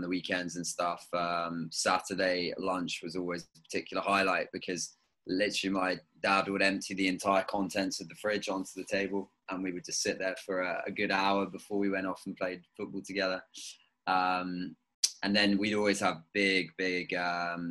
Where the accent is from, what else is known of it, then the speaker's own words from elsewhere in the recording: near Brighton, South East England, United Kingdom; moved away as an adult; also born or lived in Devon / New York; now in Amsterdam, Netherlands; I grew up near Brighton. But I spent a lot of time in Devon on my grandparents' farm.